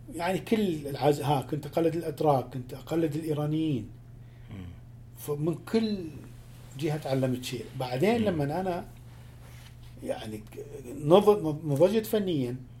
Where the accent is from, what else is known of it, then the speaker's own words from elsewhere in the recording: Iraq; هي موسيقى مالتي انا دا اتكلم لهجتي